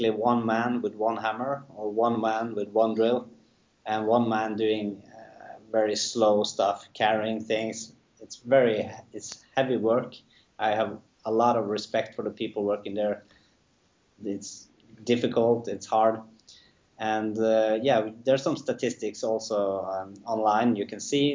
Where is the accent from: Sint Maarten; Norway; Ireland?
Norway; we're from Norway